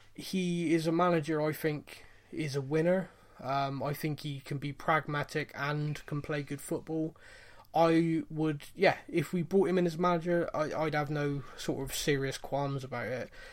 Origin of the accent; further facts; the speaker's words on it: Bristol, South West England, United Kingdom; I'm from Bristol. I sound like a cross between a pirate and a farmer